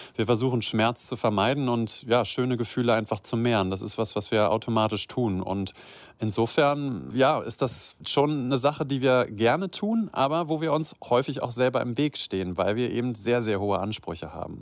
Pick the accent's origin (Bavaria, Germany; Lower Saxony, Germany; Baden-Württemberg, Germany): Lower Saxony, Germany; Göttingen; now in Rhineland, Germany; ich komme aus Niedersachsen, ja aus der Ecke uh. von Göttingen.